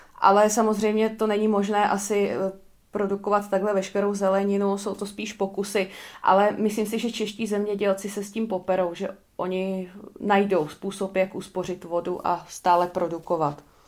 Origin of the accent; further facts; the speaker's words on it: Czechia; my jako Češi